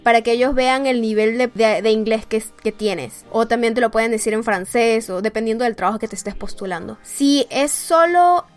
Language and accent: Spanish; Mexico City, Mexico; soy de la Ciudad de México.